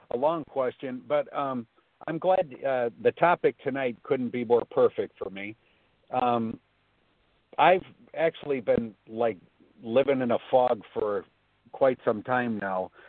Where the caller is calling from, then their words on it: Florida, United States; I'm calling from Florida.